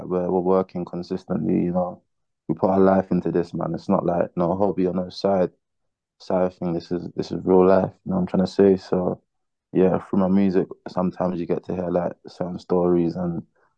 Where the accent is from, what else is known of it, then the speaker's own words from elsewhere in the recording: London, United Kingdom; I was born in UK, London to be precise. London, I would say, is where I got my influence